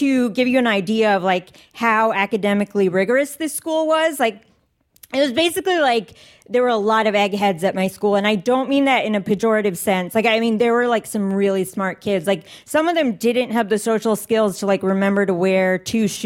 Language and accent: English; Northern Virginia, United States; I grew up in Northern Virginia